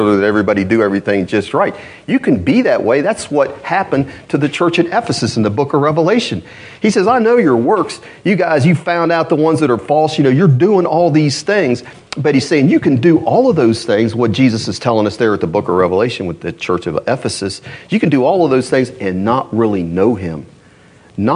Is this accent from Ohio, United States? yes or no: yes; Columbus, Ohio, United States; now in Louisville, United States; I'm from Columbus, Ohio